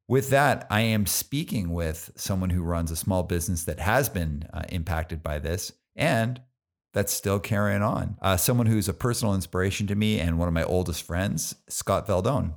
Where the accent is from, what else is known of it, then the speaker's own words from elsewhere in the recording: Calgary, Alberta, Canada; I grew up in Calgary